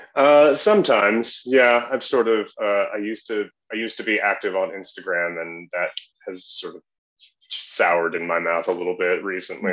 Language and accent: English; southeastern Wisconsin, United States; moved away as an adult; also born or lived in Minneapolis; now in Chicago, United States; I grew up in southeastern Wisconsin